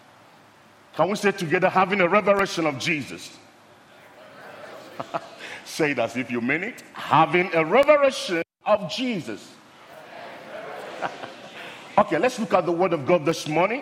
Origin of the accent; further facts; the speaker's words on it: Nigeria; moved away; Originally, I'm from Nigeria, but I'm here right now.